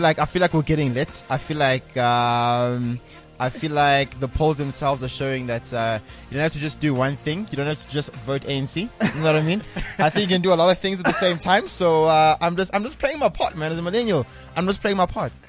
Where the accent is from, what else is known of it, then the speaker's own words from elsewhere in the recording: South Africa; as a South African